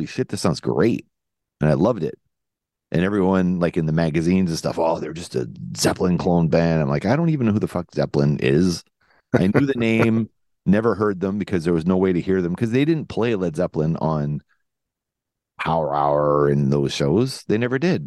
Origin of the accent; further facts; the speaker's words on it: New Brunswick, Canada; now in Winnipeg, Canada; we grew up in New Brunswick, so we had limited radio